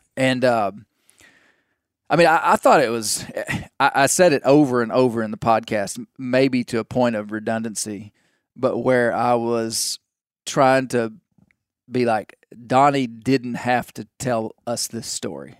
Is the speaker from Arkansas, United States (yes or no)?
yes; Mena, Arkansas, United States; from my hometown